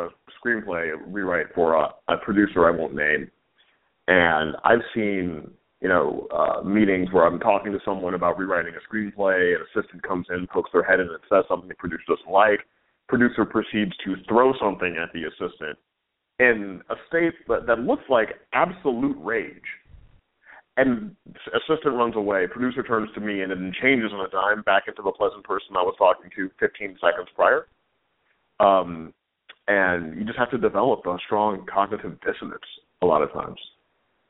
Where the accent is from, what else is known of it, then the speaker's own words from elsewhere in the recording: St. Louis, Missouri, United States; moved away as an adult; also born or lived in New York; now in Los Angeles, United States; I grew up in St. Louis, Missouri, and I was a scholarship kid to like a college prep high school there